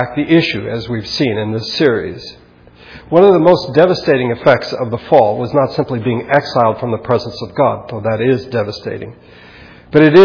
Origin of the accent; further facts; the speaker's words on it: United States; Americans, which we are